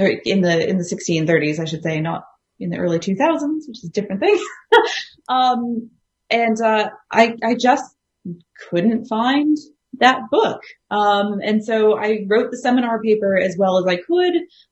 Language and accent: English; United States; moved away as an adult; also born or lived in Ireland; now in Australia; No, I'm actually a fairly recent transplant to Australia. So as the accent probably betrays, I am American.